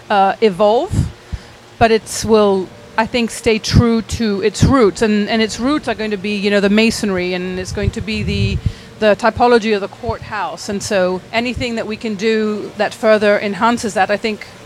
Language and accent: English; Lebanon; also born or lived in England / Abu Dhabi / Jordan / Saudi Arabia; So we were born in England and we grew up in the Middle East, in Lebanon, in Abu Dhabi, in Jordan, in Saudi Arabia.